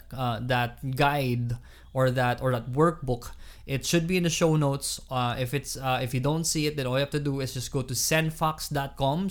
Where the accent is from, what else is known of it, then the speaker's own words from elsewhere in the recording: Iloilo City, Western Visayas, Philippines; moved away; I'm from Iloilo.